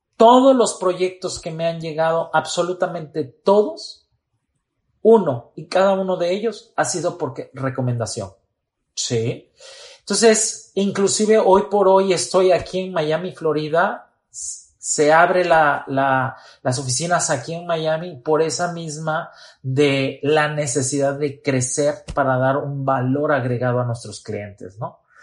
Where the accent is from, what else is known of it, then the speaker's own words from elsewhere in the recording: Tuxtla Gutiérrez, Chiapas, Mexico; moved away as an adult; also born or lived in Querétaro / Veracruz; Soy oriundo de Tuxtla Gutiérrez, Chiapas